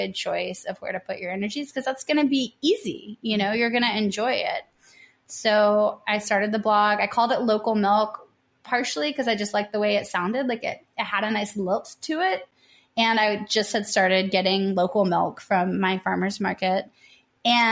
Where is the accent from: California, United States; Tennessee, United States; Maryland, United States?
Tennessee, United States; also born or lived in New Orleans / San Diego; I'm from Tennessee.